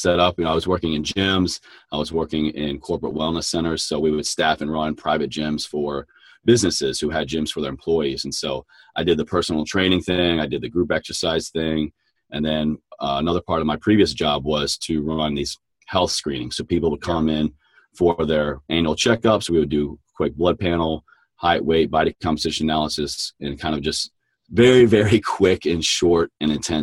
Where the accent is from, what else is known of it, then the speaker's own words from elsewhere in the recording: Southwest Virginia, United States; I grew up down in Southwest Virginia